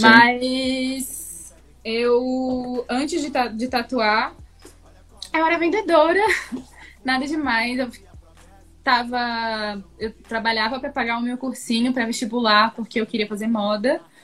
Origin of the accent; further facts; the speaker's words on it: Florianópolis, Santa Catarina, Brazil; moved away as an adult; now in São Paulo, Brazil; eu gosto muito de Floripa, é a minha cidade, foi onde eu cresci, foi onde eu nasci